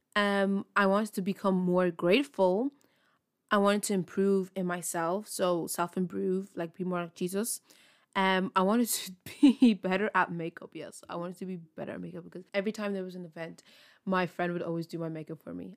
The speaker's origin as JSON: {"language": "English", "country": "Ireland", "said": "I'm from Ireland"}